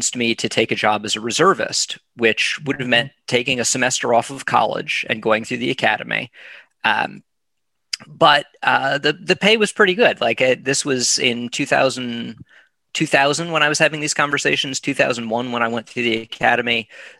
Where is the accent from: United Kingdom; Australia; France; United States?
United States; South Florida; moved away; also born or lived in California / Tallahassee, Florida / Boston; I was born in California. I have no memories of it. My parents moved to South Florida before I was two, or right around the time I was two. Mm-hmm. So I grew up in South Florida.